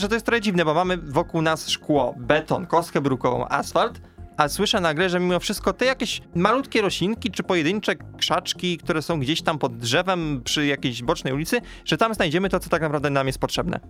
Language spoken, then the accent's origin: Polish; a village near Częstochowa, Silesian Voivodeship, Poland; pochodzę z podczęstochowskiej wsi